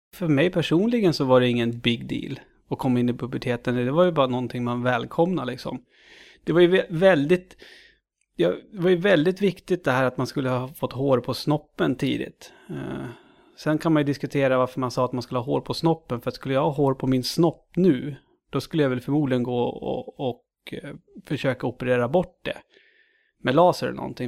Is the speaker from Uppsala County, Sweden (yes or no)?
yes; Knutby, Uppsala County, Sweden; Uppland eh, är jag född och uppvuxen i. Född Uppsala, uppvuxen i Knutby.